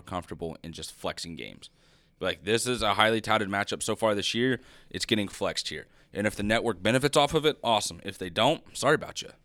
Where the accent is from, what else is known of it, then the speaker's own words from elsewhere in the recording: Idaho, United States; I was born in Idaho